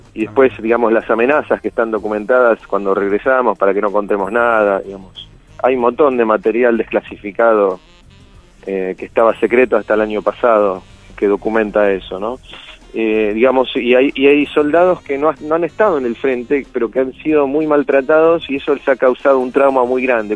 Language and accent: Spanish; Argentina; soy un sobreviviente del Regimiento 7, digamos, la unidad con más muertos y heridos del lado argentino